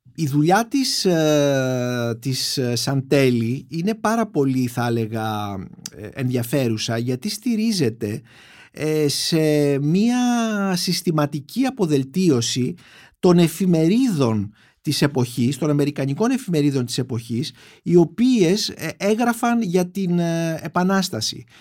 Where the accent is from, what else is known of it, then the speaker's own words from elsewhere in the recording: Greece; σαν Έλληνες